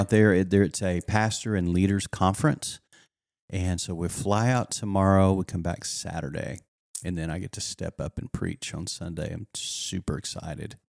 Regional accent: the Texas Panhandle, West Texas, United States; up in West Texas in the Panhandle of Texas

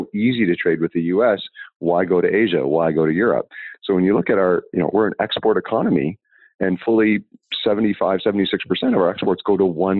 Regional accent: Canada; I'm Canadian

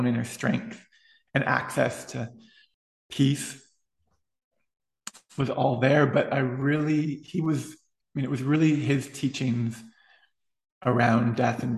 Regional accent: Ottawa, Ontario, Canada; I went to Catholic school all the way through high school, public Catholic school in Ottawa

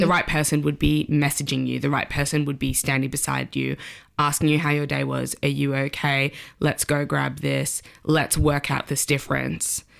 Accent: Sydney, New South Wales, Australia; moved away as an adult; now in London, United Kingdom; I'm from Sydney, Australia. Uh, I moved to London when I was twenty-five.

